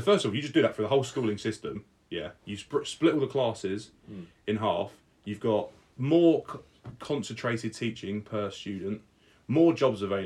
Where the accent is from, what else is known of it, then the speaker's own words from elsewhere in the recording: England, United Kingdom; I love being English